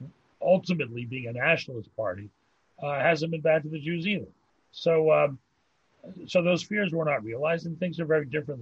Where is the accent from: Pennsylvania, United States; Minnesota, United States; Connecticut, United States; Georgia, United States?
Pennsylvania, United States; also born or lived in New York; now in Montreal, Canada; But Pennsylvania, where I was born, would have been.